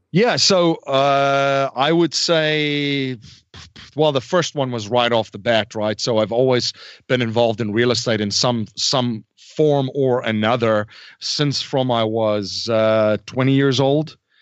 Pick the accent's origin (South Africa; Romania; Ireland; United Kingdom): South Africa; moved away as an adult; now in United States; I was born and raised in South Africa.